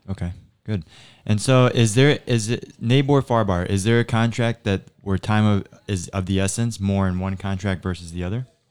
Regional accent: Naples, Florida, United States; I grew up here in Naples

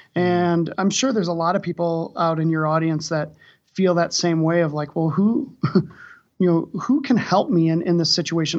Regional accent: Wisconsin, United States; also born or lived in Saint Louis, Missouri; now in Denver, United States; I'm originally from Wisconsin

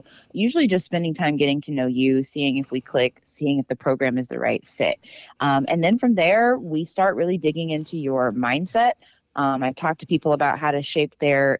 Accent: Dallas, Texas, United States; I'm from Texas, grew up in Dallas

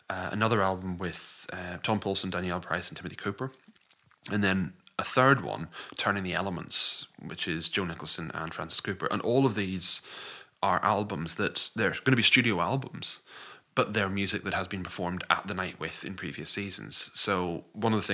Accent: Scotland, United Kingdom; I'm a Scottish composer

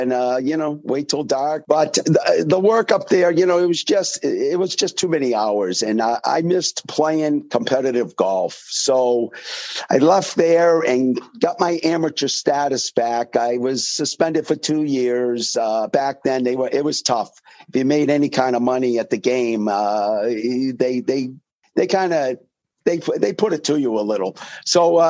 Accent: Manchester, New Hampshire, United States; I grew up in Manchester, right in the heart of Manchester, probably 700 yards away from Derryfield Country Club.

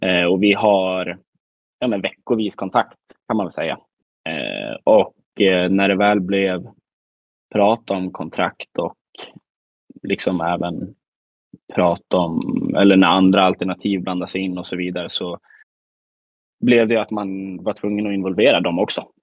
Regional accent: Västmanland, Sweden; now in Värmland, Sweden; man är väl ändå född och uppvuxen i Västmanland

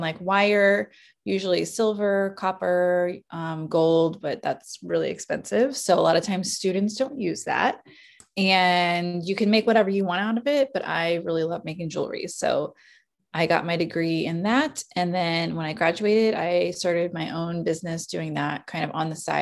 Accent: Kansas City, Missouri, United States; also born or lived in Springfield, Missouri; I'm from Kansas City. I was born here and I've lived here almost all my life.

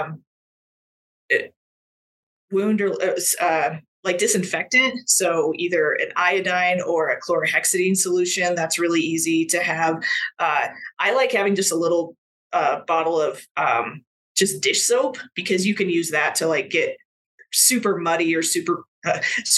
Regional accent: Colorado, United States; I'm originally from Colorado. I still live in Colorado, in Northern Colorado

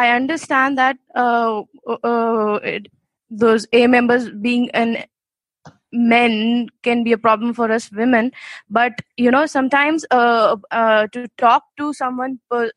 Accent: India; from India

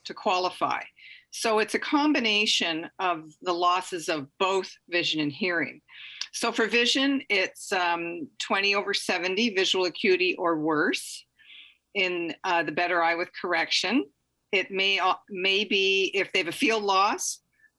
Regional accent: Ontario, Canada; now in British Columbia, Canada; I grew up in Ontario

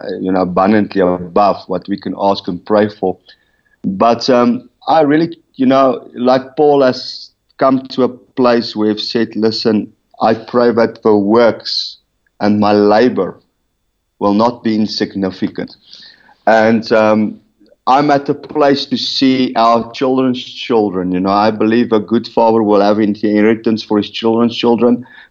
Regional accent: Rustenburg, North West, South Africa; from Rustenburg.

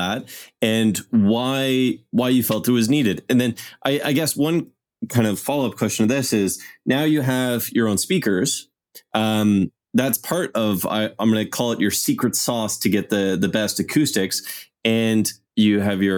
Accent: Ottawa, Ontario, Canada; born or raised there

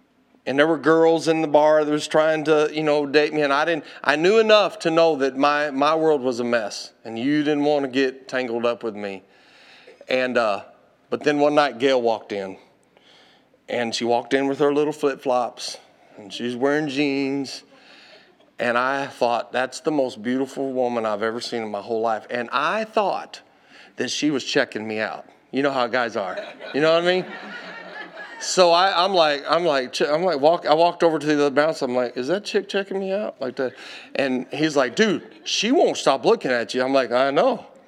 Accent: Texas, United States; And I ran off and I told her, you don't know me. I'm from Texas.

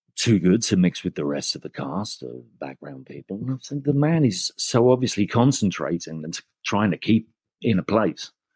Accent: England, United Kingdom; And I'm English

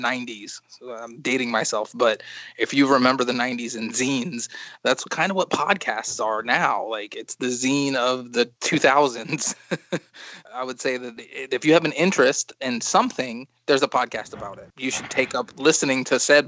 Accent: New York, United States; I grew up in New York

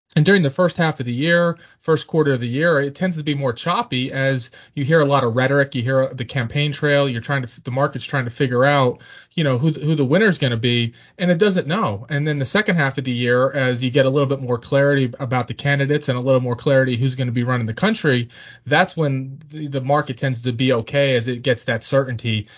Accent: Pennsylvania, United States; now in Richmond, United States; I'm from Pennsylvania

